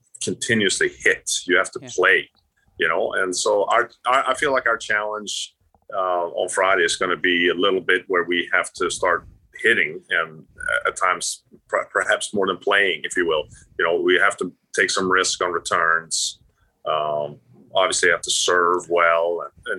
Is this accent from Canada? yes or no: no; Sweden; moved away; also born or lived in Florida; I grew up in Sweden.